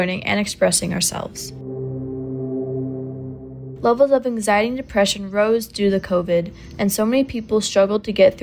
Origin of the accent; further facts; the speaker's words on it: Boston, Massachusetts, United States; I am from Boston, Massachusetts